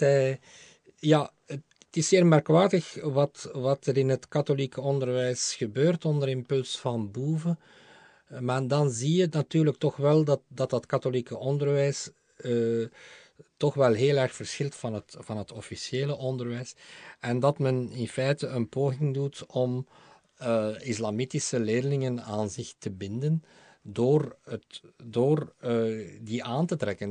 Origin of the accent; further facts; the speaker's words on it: Aalst, Flanders, Belgium; now in Brussels, Belgium; Het is mijn geboortestad